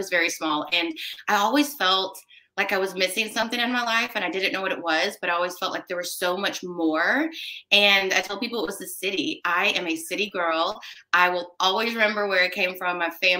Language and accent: English; Commerce, Texas, United States; also born or lived in McKinney; So I was born in McKinney, Texas, although I never lived there. And all things considered, I tell people I grew up in Commerce, Texas, which is about an hour and 15 minutes somewhat northeast of Dallas.